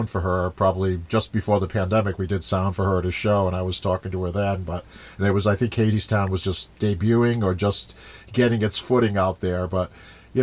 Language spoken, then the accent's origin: English; Smithfield, Rhode Island, United States; I grew up in Smithfield